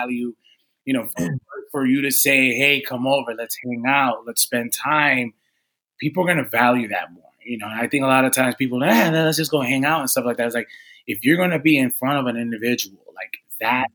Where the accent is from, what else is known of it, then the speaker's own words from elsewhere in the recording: Redding, Connecticut, United States; also born or lived in New Rochelle, New York; my father decided to move to the suburbs of Connecticut. So as a young kid, I was in near the Danbury area, West Reading, Connecticut